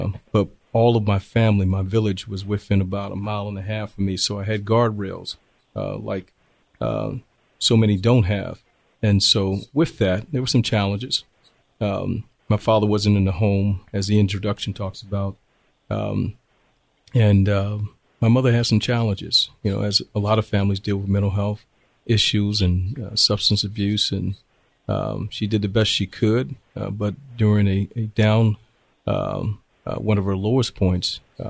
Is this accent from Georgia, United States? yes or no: yes; Augusta, Georgia, United States; moved away as an adult; also born or lived in Washington, D.C.; now in Temecula, United States; I was born in Washington, D.C., but I claim Augusta, Georgia as my home. That's where I grew up. That's where my heart is. That's where my base is. And grew up in Augusta, Georgia, lived in the bottom, lived in the Delta Manor housing projects.